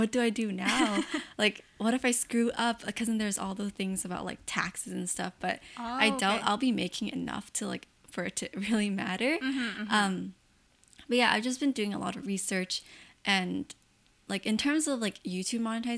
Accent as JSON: {"language": "English", "country": "Canada", "said": "I'm Chinese Canadian myself"}